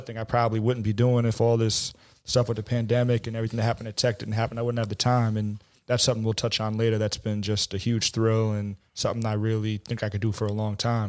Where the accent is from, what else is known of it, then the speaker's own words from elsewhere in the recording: New York City, New York, United States; I grew up in Bayside, Queens